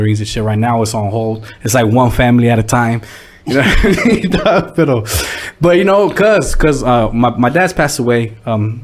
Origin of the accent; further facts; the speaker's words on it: Escondido, California, United States; moved away as an adult; also born or lived in Oceanside, California / Vista, California; now in Hemet, United States; I grew up in Escondido